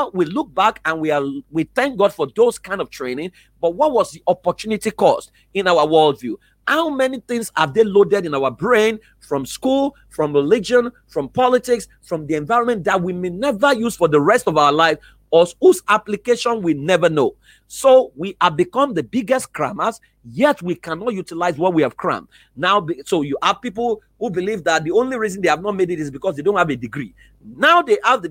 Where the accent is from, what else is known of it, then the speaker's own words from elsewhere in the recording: Iworoko, Ekiti, Nigeria; I was exposed to Iworoko Ekiti.